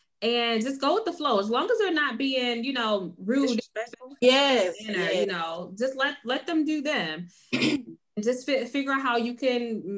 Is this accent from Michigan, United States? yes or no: yes; Detroit, Michigan, United States; I'm from the D. I'm from Detroit, and we don't do this around these parts.